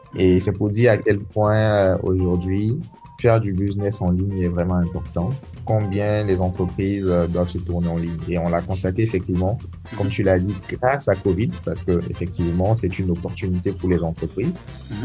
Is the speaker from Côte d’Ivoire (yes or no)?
yes; Côte d’Ivoire; Je suis ivoirien. Voilà, j'ai grandi en Côte d'Ivoire